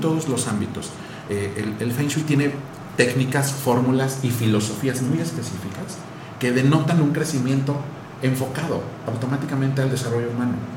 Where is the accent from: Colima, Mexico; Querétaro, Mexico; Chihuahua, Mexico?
Querétaro, Mexico; moved away; also born or lived in United States / Europe; Yo, yo soy queretano